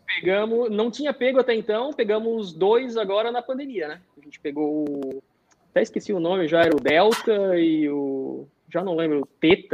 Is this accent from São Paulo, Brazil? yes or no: no; Blumenau, Santa Catarina, Brazil; moved away as an adult; now in United States; eu sou de Blumenau, né? Sou do mesmo Sim. estado, Santa Catarina. Então, assim, ó, Blumenau, muito, eu fui acostumado desde pequeno com enchente